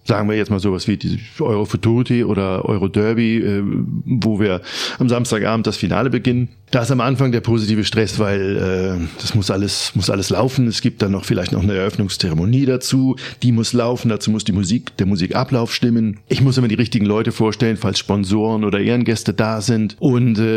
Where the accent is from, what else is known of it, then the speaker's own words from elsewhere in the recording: Germany; Ich bin aufgewachsen in ostdeutsch Das ist eine kleine Stadt in der Nähe von Bremen.